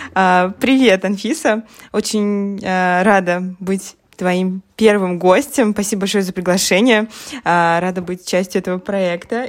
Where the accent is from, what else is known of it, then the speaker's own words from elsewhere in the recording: Russia; moved away as an adult; now in Poland; я вообще из России, но вот три года, а, как уже переехала в Польшу